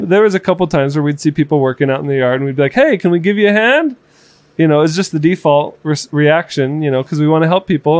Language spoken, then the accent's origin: English; Florida, United States; moved away as an adult; also born or lived in Kearns, Utah; I grew up in Florida, so but growing up in Florida and seeing what the real life ghetto looks like